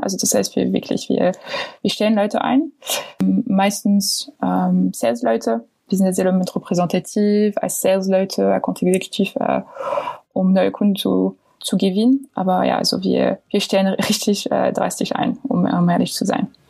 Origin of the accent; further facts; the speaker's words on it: France; German is a second language; moved away; ich bin Französin